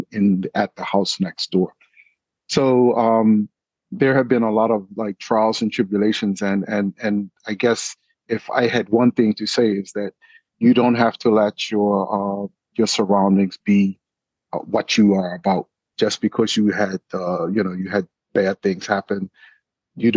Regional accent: Bermuda; also born or lived in New York / England; I grew up in Bermuda. I went to school in Bermuda

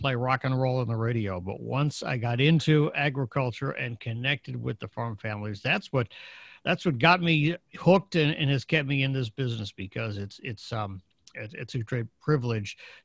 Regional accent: Northern Illinois, United States; I grew up in Illinois, in Northern Illinois

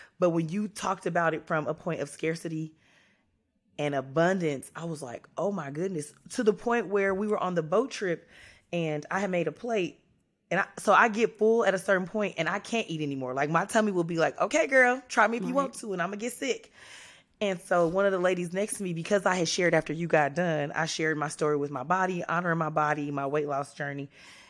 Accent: California, United States; And I was raised in California by a man from Mississippi and a woman from Texas.

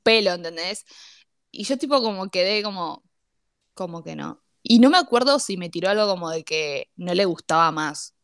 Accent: Lanús, Buenos Aires Province, Argentina; el tema de ser de zona sur fue lo que nos unió

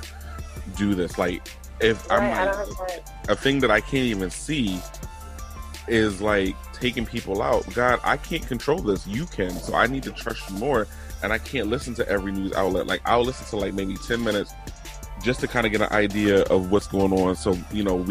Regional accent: Virginia, United States; now in Connecticut, United States; growing up in Virginia, my grandfather being here would always say like he would listen to the 880 news.

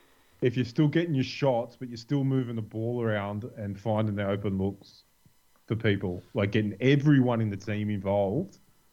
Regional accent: Australia; as an Australian

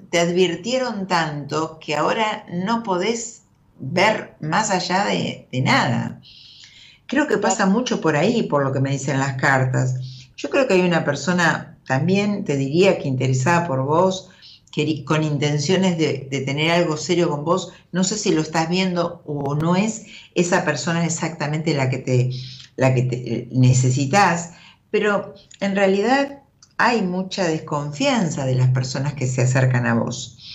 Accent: Río Negro, Argentina; Soy de Río Negro.

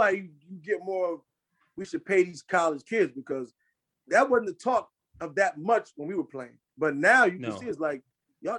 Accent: Stratford, Connecticut, United States; moved away as an adult; also born or lived in Bridgeport, Connecticut; now in Hartford, United States; I consider Stratford my hometown because Stratford embraced me, took me

